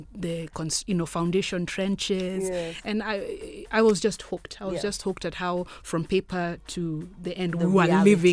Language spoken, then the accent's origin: English; Ngong, Kajiado County, Kenya; I was born and raised in Ngong